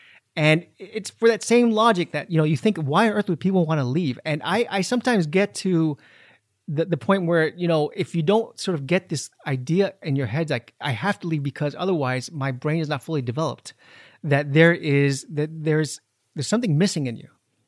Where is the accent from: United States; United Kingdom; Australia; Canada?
United States; Miami, Florida; moved away; I'm born and raised in Miami.